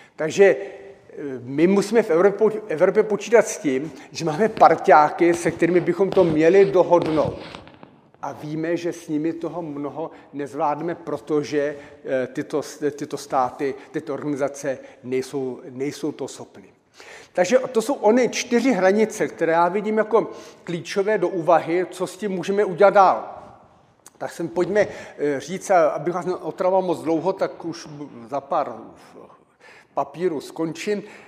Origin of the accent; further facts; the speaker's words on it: Czechia; Narodil jsem se v Československu a, e, a žiju v České republice